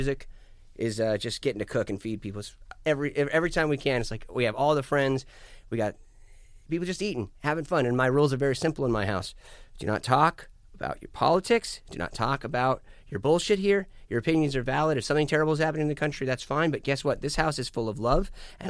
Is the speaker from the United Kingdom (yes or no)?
no; United States; I'm an American. My accent's going to be natural.